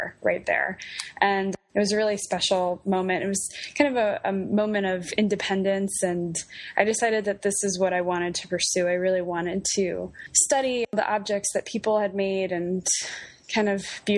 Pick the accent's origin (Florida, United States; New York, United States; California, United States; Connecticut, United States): New York, United States; New York City; moved away as an adult; also born or lived in Ohio; now in Philadelphia, United States; I'm originally from Staten Island, New York, and I grew up there